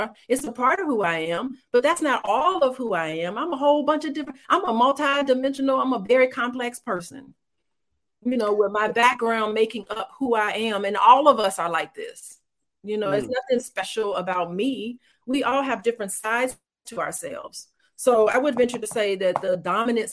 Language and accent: English; Gary, Indiana, United States; I was raised in Gary, Indiana, so I do have a ghetto side to me